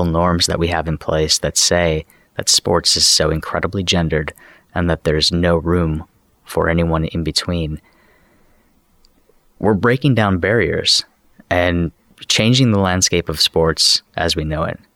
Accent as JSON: {"language": "English", "town": "Chicago", "region": "Illinois", "country": "United States", "tie": "born or raised there", "said": "I grew up in Chicago"}